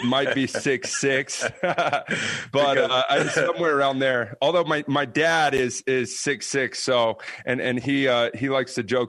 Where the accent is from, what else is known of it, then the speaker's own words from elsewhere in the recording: Mississippi, United States; now in Utah, United States; I grew up in Mississippi